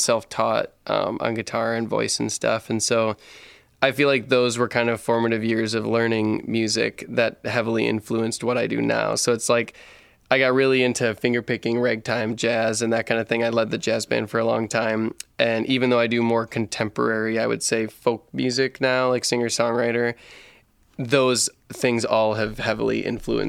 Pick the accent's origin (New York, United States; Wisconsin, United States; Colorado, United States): Wisconsin, United States; moved away as an adult; also born or lived in Portland; I moved to Portland when I was 19 from Wisconsin. I come from a really small town, about 500 people in Wisconsin